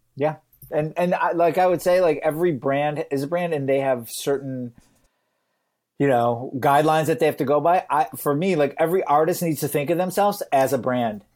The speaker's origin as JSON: {"language": "English", "region": "Michigan", "country": "United States", "tie": "born or raised there", "said": "I grew up in, you know, Michigan, I'm from the United States."}